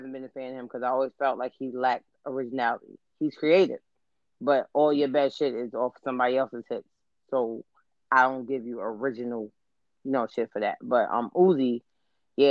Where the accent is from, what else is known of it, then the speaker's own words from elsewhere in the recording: New York City, New York, United States; I'm from the South Bronx